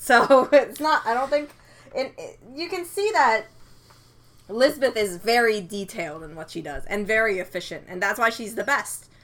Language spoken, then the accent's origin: English; Canada; I'm Canadian